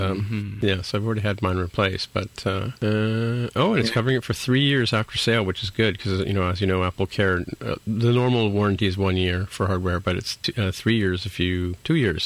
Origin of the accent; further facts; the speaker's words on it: Canada; also born or lived in Toronto; I'm a Canadian